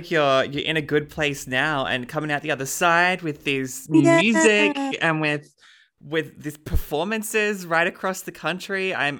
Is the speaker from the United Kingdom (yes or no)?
no; Melbourne, Victoria, Australia; I'm from Melbourne